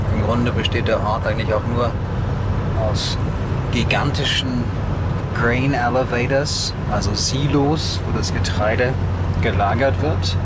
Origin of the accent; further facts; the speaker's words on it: Germany; bei uns in Deutschland